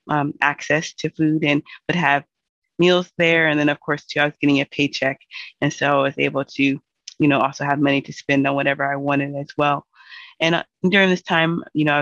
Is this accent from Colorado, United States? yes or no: no; Seattle, Washington, United States; I'm from Seattle, and I grew up here.